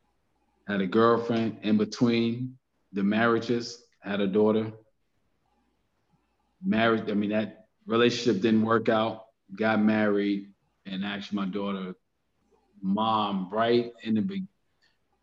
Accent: New York City, New York, United States; now in Atlanta, United States; originally I'm from Queens, New York. Moved to Atlanta in 95

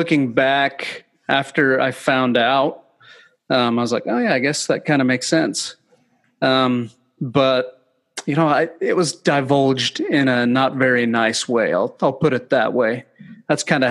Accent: Orem, Utah, United States; Yeah, so I grew up in Orem, Utah. We moved around a good bit, but Orem's where we ultimately settled.

